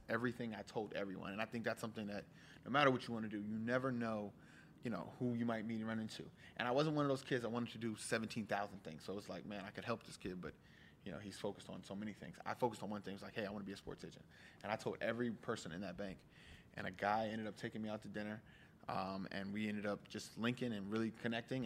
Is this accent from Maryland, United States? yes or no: yes; Columbia, Maryland, United States; also born or lived in White Plains, New York / Bahia; I grew up in Columbia, Laurel, Maryland area, right in between that DC, Maryland kind of thing